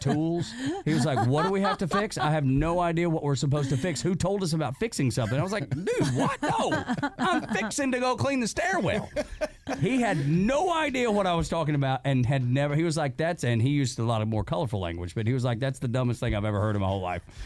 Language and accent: English; Dalton, Georgia, United States; me growing up in Dalton, Georgia